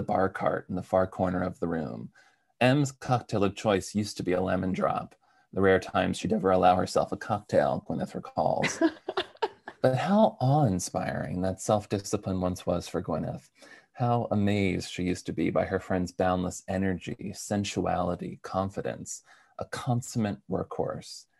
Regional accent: United States; being an American who's still in America

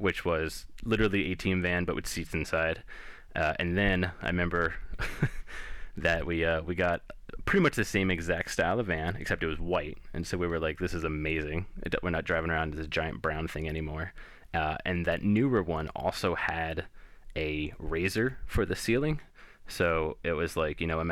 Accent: New Jersey, United States; growing up in Jersey in the 80s and 90s

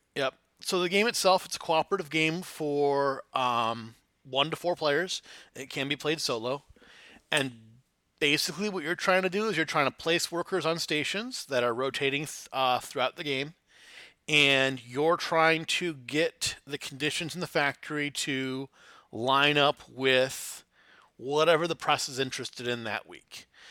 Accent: Flint, Michigan, United States; I grew up in Flint, Michigan

